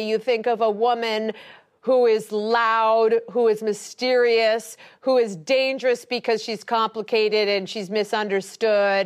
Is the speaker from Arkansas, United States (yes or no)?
no; Ohio, United States; moved away; I'm just from Ohio